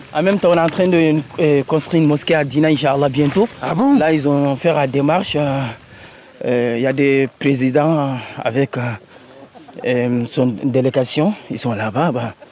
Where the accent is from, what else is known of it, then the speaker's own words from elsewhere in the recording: Mali; moved away as an adult; now in France; Je suis malien